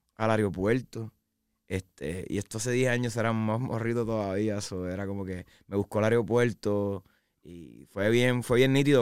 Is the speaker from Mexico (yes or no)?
no; San Juan, Puerto Rico; also born or lived in Arecibo, Puerto Rico / Isabela, Puerto Rico; yo soy de San Juan, Puerto Rico, eh, pero nací en Arecibo